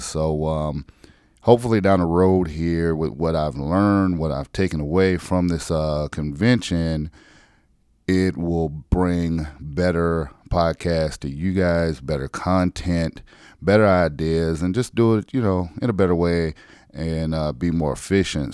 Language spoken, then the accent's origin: English; South Carolina, United States; moved away; my home state